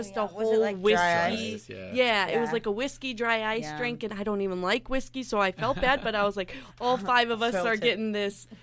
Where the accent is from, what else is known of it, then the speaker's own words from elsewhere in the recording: Chicago, Illinois, United States; moved away; growing up in Chicago on the outskirts of it.